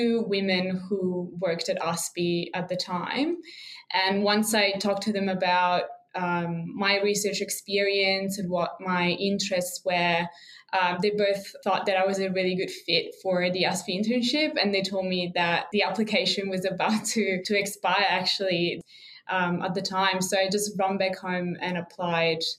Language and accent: English; Italy; moved away as an adult; now in Canberra, Australia; I'm originally from Italy, so I've been an international student here in Australia for a long time